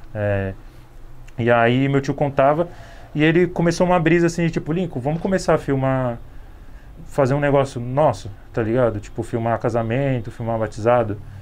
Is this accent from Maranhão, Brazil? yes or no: no; São Paulo, Brazil; sou do Capão Redondo